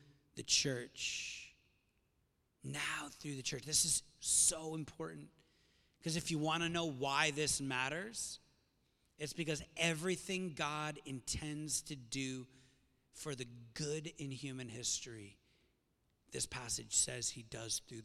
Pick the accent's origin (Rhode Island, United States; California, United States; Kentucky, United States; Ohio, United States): Rhode Island, United States; South County; Growing up in South County